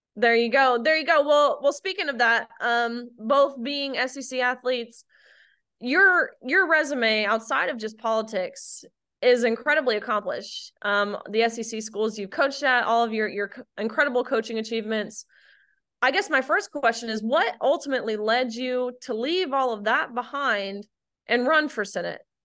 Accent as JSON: {"language": "English", "region": "Tennessee", "country": "United States", "tie": "born or raised there", "said": "my home state of Tennessee"}